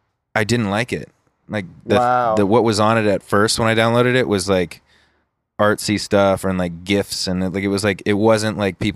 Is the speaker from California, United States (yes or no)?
yes; Huntington Beach, California, United States; I was born in Newport.